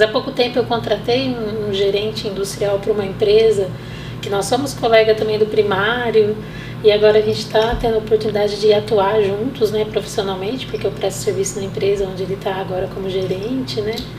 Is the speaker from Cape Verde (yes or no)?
no; Monte Alto, São Paulo, Brazil; sou nascida em Monte Alto